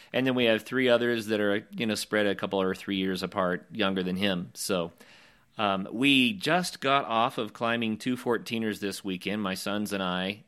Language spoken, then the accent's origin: English; Oklahoma, United States; moved away; also born or lived in Colorado; growing up in Oklahoma and then adventuring all over the West and in Colorado especially